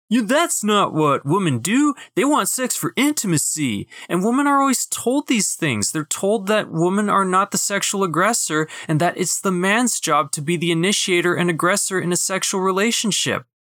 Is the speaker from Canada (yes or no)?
yes; Winnipeg, Manitoba, Canada; also born or lived in Brandon; my hometown in Winnipeg